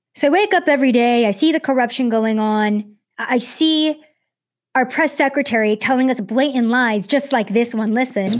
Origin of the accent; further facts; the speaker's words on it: United States; I was born in America. I was raised in America